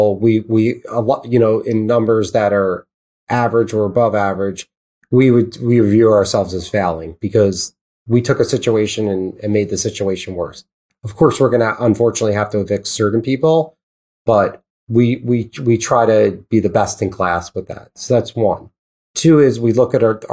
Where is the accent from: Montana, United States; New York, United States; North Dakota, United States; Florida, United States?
New York, United States; I speak fast because I'm from New York